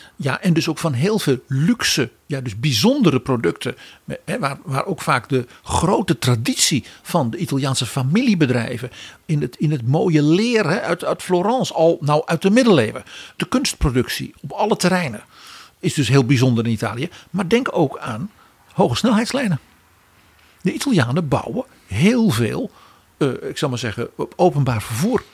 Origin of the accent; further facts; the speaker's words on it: Netherlands; als Nederlanders